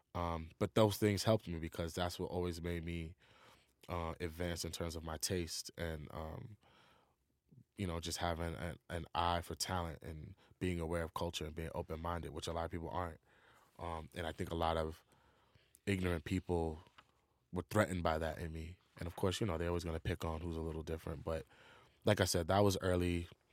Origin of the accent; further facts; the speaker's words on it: New York City, New York, United States; being from New York